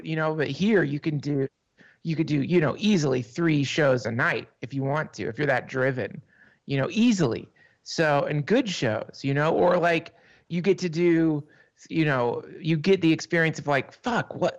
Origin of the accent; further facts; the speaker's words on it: East Coast, United States; now in New York, United States; I grew up on the East Coast.